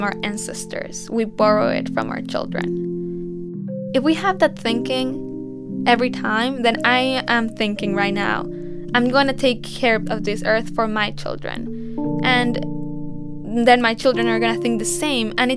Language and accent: English; Mexico; born or raised there